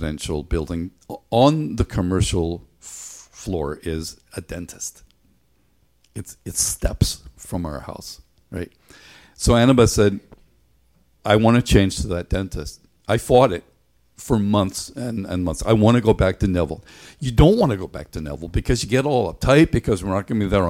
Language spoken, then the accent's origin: English; Ireland; moved away; When I was a kid growing up in Ireland